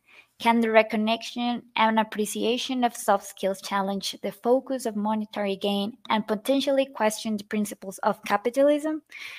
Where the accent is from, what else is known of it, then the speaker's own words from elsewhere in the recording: Cancún, Quintana Roo, Mexico; I was born in Cancun